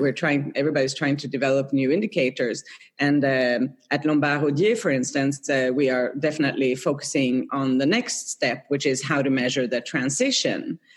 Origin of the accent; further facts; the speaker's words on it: Norrköping, Östergötland, Sweden; moved away as an adult; now in Geneva, Switzerland; I grew up in Sweden in, in a town called Norrköping, south of Stockholm.